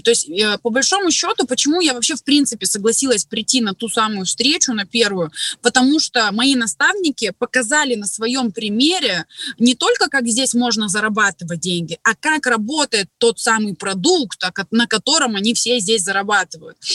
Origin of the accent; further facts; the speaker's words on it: Krasnoyarsk, Krasnoyarsk Krai, Russia; Работала администратором в автосалоне у себя в городе. Я из Красноярска, кстати, из Сибири